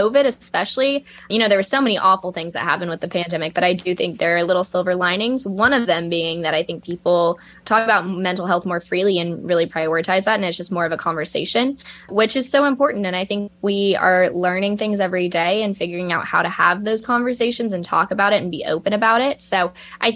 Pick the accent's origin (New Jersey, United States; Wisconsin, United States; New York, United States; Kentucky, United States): Kentucky, United States; Lexington; moved away as an adult; also born or lived in Georgia; now in Columbia, United States; they moved to Lexington, Kentucky, which is my hometown